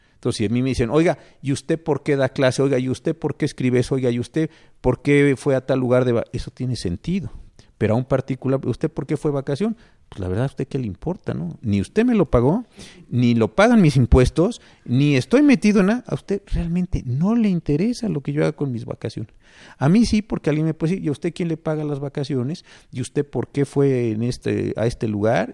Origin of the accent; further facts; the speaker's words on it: Mexico City, Mexico; also born or lived in Colima; nací en la Ciudad de México, esto es lo que digo es correcto y es verdad, pero como viví unos años en Colima